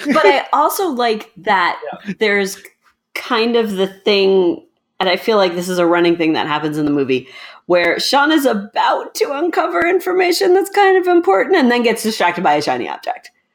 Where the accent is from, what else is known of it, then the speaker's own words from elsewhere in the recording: United States; we're American